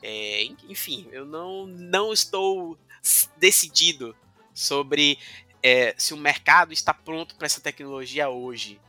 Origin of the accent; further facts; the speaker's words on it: Cachoeira, Bahia, Brazil; now in Salvador, Brazil; na minha cidade natal, Cachoeira